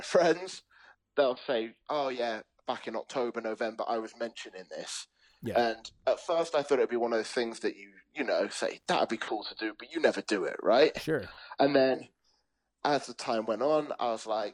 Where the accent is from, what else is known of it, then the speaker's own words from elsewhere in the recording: London, United Kingdom; now in Leeds, United Kingdom; I'm from London originally